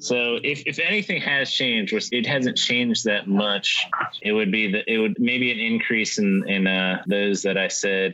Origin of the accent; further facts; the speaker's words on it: Washington, District of Columbia, United States; moved away; my hometown, DC